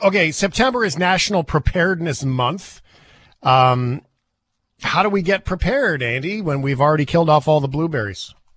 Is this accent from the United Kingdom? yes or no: no; Port Alberni, British Columbia, Canada; Mister Wade in grade five in Port Albernia, McQuinna